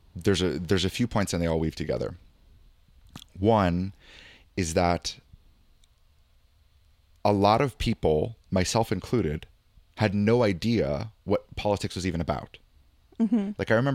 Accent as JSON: {"language": "English", "region": "California", "country": "United States", "said": "what shocked me was being like a Californian hippie and even just like a really liberal person before"}